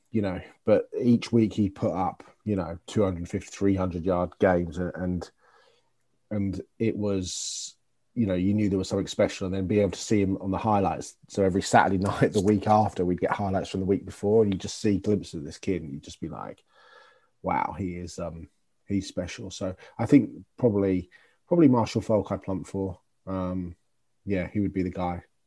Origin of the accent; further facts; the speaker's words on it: United Kingdom; growing up in Britain, as I did